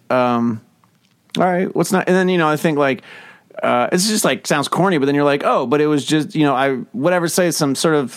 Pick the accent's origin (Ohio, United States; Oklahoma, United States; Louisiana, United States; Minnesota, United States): Ohio, United States; Cincinnati; I'm from Cincinnati.